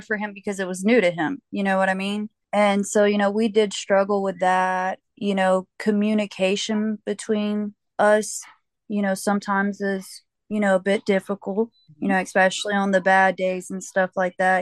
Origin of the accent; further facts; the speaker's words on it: Georgia, United States; I'm from Georgia. I was born here, raised here, pretty much lived here my whole entire life